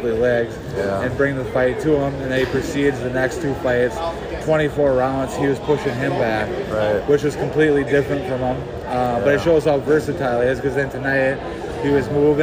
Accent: near Hinckley, Minnesota, United States; That's like right by my hometown, and this is where I live

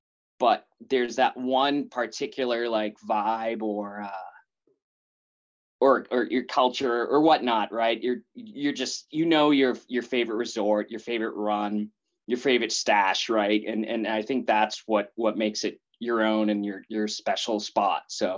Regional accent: Wrentham, Massachusetts, United States; also born or lived in Seattle, Washington / Boston; I grew up in New England in a small town, kind of situated right between Boston and Providence, Rhode Island, right on the border in this town called Wrentham, and lived there like all my life, right?

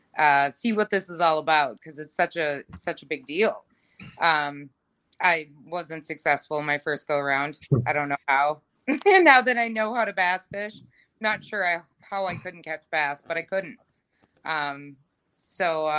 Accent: Ogilvie, Minnesota, United States; I grew up in Ogilvie, Minnesota

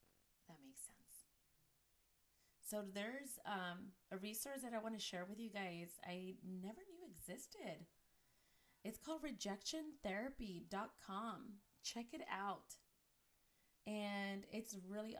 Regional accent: United States; as Chicana and Latina moms

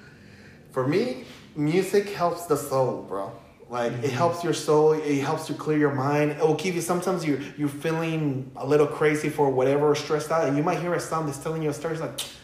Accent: Los Angeles, California, United States; English is a second language; also born or lived in Michoacán, Mexico; I grew up in East

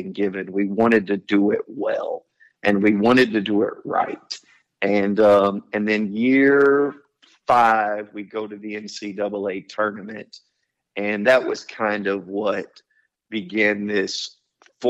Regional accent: Houston, Texas, United States; I'm quite certain that I'm not leaving Houston. I'm from Houston.

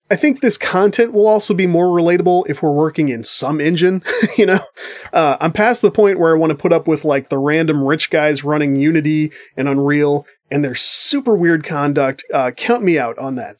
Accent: United States; as an American person

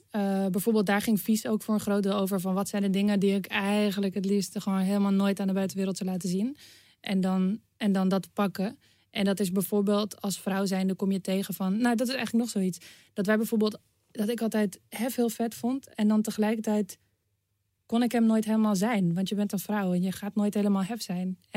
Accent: Amsterdam, North Holland, Netherlands; Eh, Nederland. Ja, Amsterdam.

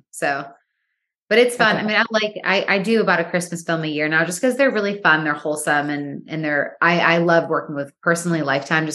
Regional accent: Michigan, United States; moved away as an adult; also born or lived in New York / Los Angeles; I am from Michigan. Yeah. I was born and raised there. And then I moved to I moved to New York when I was 18. And then I moved to LA when I was 19

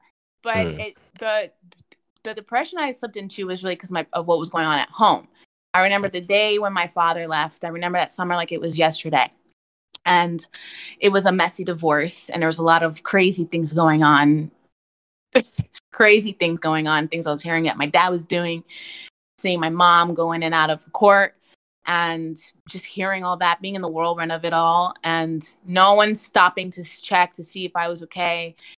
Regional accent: New Jersey, United States; now in Texas, United States; I'm originally from Jersey. I've moved around quite a bit, so all over the East Coast.

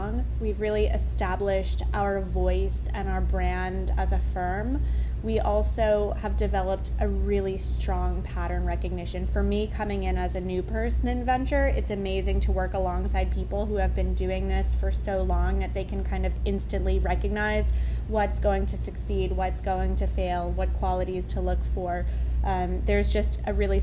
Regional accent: New York City, New York, United States; also born or lived in Israel; I grew up in Manhattan.

